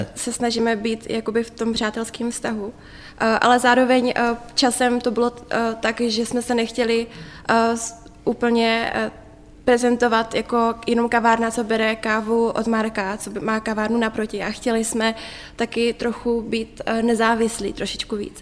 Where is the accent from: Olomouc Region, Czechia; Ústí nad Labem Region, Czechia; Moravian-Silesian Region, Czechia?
Olomouc Region, Czechia; Prostějov; já jsem se narodila v Prostějově, mm-hmm. uh, takže okolí Olomouc a tak to je můj domov.